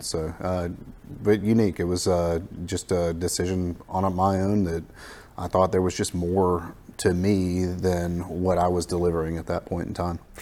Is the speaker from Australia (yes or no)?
no; the Florida Panhandle, United States; I grew up in the Panhandle of Florida, uh, so kind of a native to this area